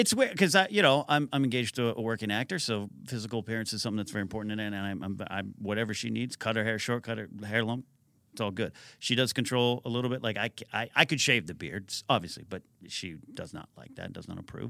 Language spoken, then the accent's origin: English; three hours south of San Francisco, California, United States; I grew up three hours south of San Francisco